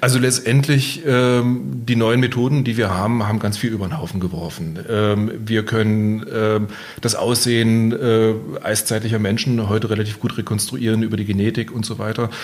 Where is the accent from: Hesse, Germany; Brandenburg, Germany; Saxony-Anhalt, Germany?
Saxony-Anhalt, Germany; Magdeburg; now in Bavaria, Germany; ich komme eigentlich aus Magdeburg, also in Mitteldeutschland.